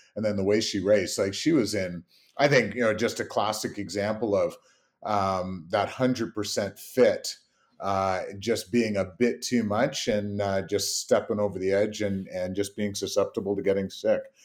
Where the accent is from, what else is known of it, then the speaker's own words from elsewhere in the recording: Canada; being Canadian